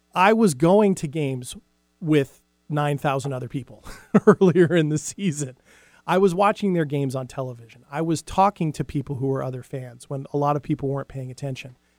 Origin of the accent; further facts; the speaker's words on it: Big Island, Hawaii, United States; moved away; I was about seven years old, and I lived in Hawaii at the time, and I lived on the Big Island